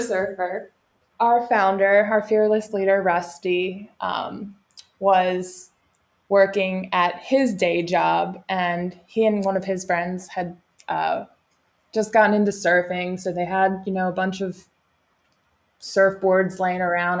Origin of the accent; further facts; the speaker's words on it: Cape May, New Jersey, United States; moved away as an adult; also born or lived in California; So, I am from Cape May, New Jersey. So, grew up at the beach